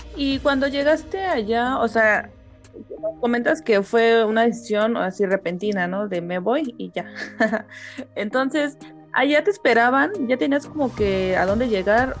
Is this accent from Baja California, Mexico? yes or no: no; State of Mexico, Mexico; los que somos del Estado de México